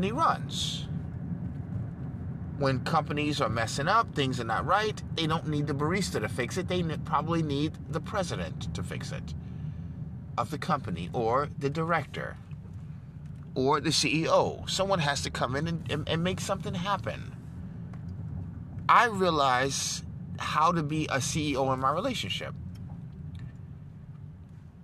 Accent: New York, United States; I'm from New York

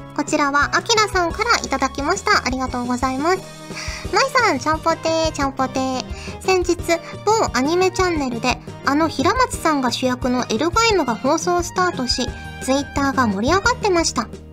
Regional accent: Fukuoka, Japan; now in Tokyo, Japan; 子供の頃って福岡に住んでたから

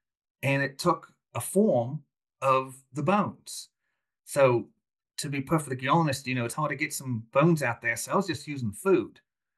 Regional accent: Melbourne, Victoria, Australia; Did I am. Born and raised in Melbourne.

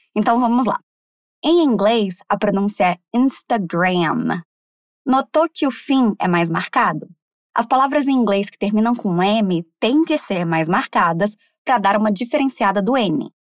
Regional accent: Brazil; a forma que a gente fala aqui está correta

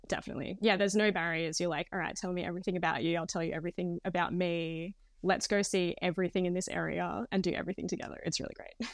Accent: Queensland, Australia; moved away as an adult; also born or lived in Sydney; I'm actually from Queensland, so I'd moved down to Sydney with my partner at the time.

